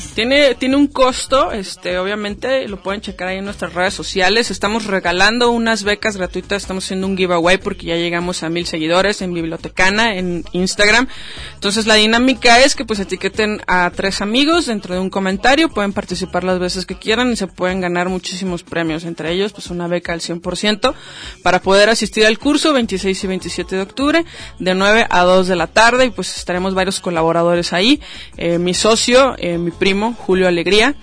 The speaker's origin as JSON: {"language": "Spanish", "country": "Mexico", "said": "nuestra cultura como mexicanos"}